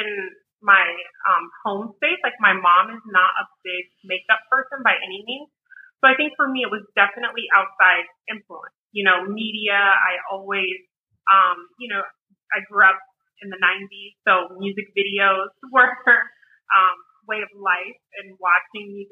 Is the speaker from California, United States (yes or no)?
no; New Orleans, Louisiana, United States; growing up in New Orleans